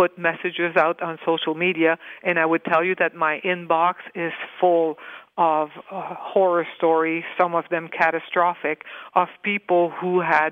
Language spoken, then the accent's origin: English; Northern Ontario, Canada; I'm from Northern Ontario